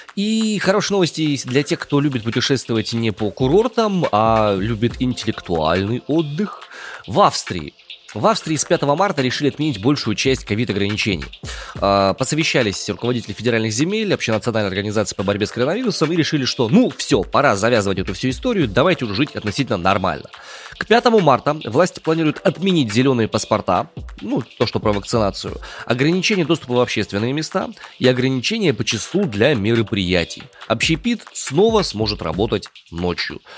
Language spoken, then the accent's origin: Russian; Omsk, Omsk Oblast, Russia; я родом из Омска